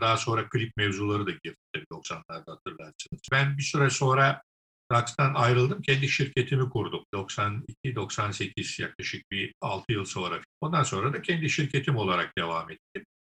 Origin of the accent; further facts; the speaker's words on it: Istanbul, Turkey; ben İstanbul doğumluyum. İstanbul'da doğdum, büyüdüm.